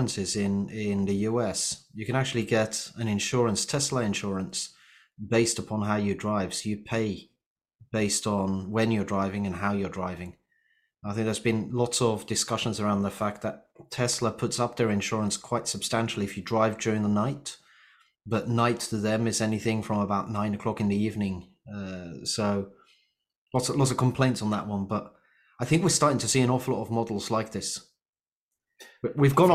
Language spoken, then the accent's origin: English; Vienna, Austria; I was born in Vienna